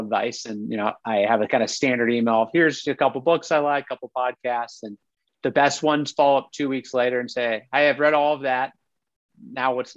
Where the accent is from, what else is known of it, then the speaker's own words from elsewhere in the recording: Ohio, United States; I'm from Ohio, you know, but Youngstown, Ohio